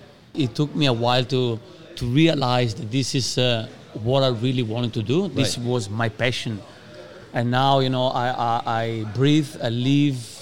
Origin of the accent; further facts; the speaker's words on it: Padua, Veneto, Italy; English is a second language; moved away as an adult; also born or lived in London; I'm from Padova, which is like half an hour drive from Venice.